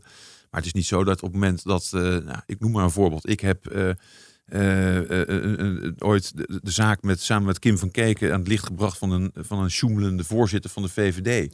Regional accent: near Arnhem, Gelderland, Netherlands; also born or lived in Nijmegen; Ik ben geboren in Nijmegen. Ik ben opgegroeid in de buurt van Arnhem.

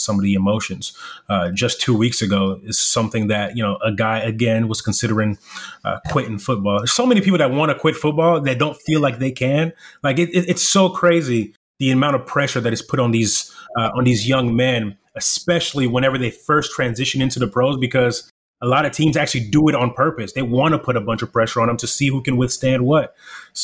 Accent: Irving, Texas, United States; English is a second language; also born or lived in Democratic Republic of the Congo / South Africa; So we come from Congo, South Africa to the U.S., and I'm living in the inner city whenever I'm in Irving, Texas.

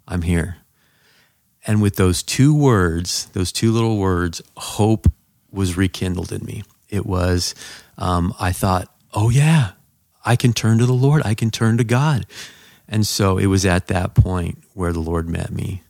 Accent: Southern California, United States; I grew up in Southern California.

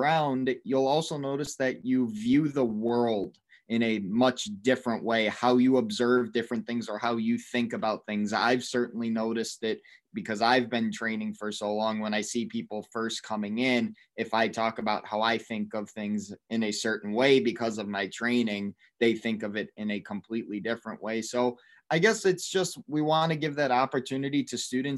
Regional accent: West Bloomfield, Michigan, United States; now in East Lansing, United States; I'm from West Bloomfield, Michigan

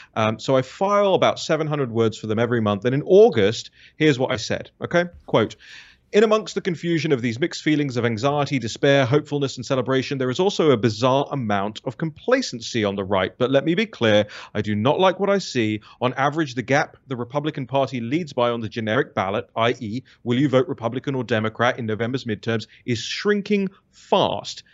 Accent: United Kingdom; moved away as an adult; now in United States; my home country

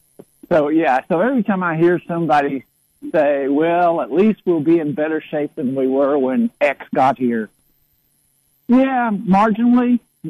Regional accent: Crossville, Tennessee, United States; I grew up in Crossville, Tennessee

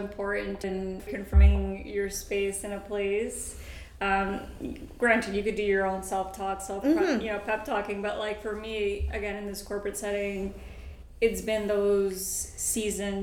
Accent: New York, United States; I speak English obviously because I grew up in the United States, but I was going to public schools in New York

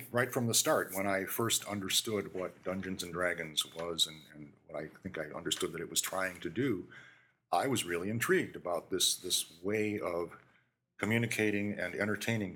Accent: Williams Bay, Wisconsin, United States; moved away as an adult; I grew up in Williams Bay

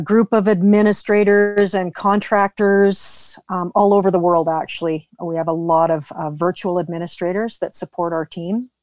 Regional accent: Vernon, British Columbia, Canada; also born or lived in Vancouver; I was born in Vernon, left when I graduated high school.

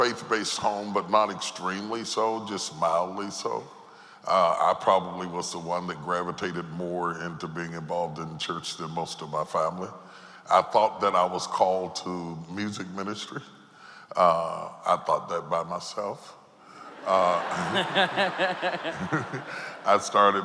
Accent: Charleston, West Virginia, United States; I grew up in Charleston, West Virginia

